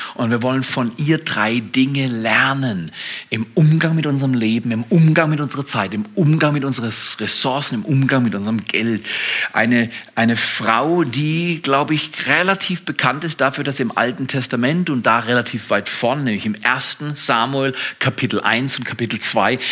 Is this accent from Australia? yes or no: no; Germany